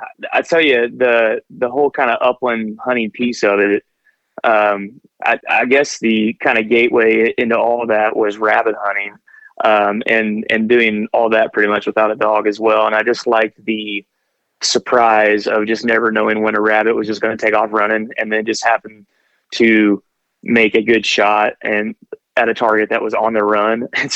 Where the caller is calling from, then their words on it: Southern Indiana, United States; So I'm calling from Indiana, Southern Indiana in particular